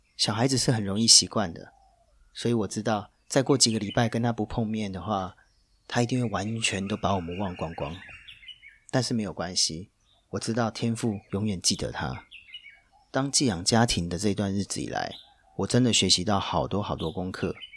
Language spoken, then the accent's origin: Chinese; Taiwan; accent: Taiwanese Mandarin; now in Hong Kong; 讲的一口跟我一样标准的台湾国语